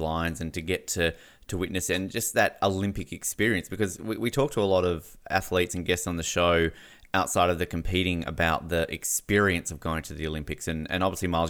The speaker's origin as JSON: {"language": "English", "country": "Australia", "said": "as an Australian"}